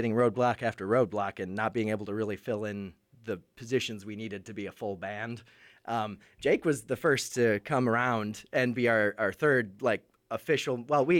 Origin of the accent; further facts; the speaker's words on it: Wisconsin, United States; moved away as an adult; now in Nashville, United States; I do vocals and a lot of writing for the band. I'm originally from Wisconsin.